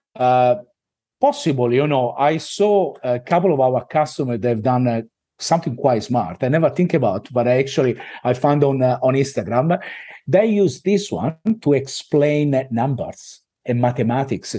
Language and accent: English; Italy; accent: Italian; moved away as an adult; now in Australia